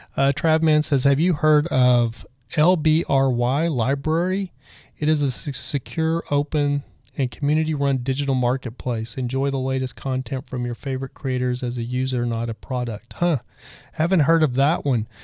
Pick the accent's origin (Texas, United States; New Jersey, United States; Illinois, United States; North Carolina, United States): Texas, United States; I'm from Texas